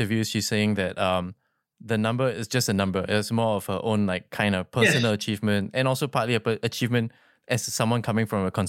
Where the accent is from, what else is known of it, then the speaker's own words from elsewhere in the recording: Singapore; for me, as a growing up in Singapore